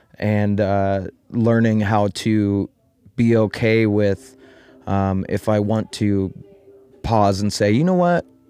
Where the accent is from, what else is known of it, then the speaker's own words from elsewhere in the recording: Eugene, Oregon, United States; now in Applegate Valley, United States; I was born and raised in Eugene